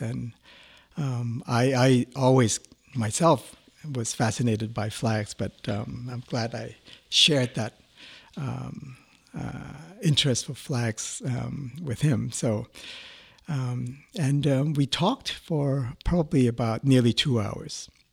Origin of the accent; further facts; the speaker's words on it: Thailand; moved away as an adult; I was a student from Thailand